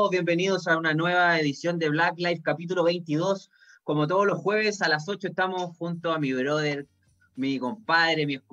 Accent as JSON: {"language": "Spanish", "town": "Maipú", "region": "Santiago Metropolitan", "country": "Chile", "said": "nosotros somos maipucinos de Cora"}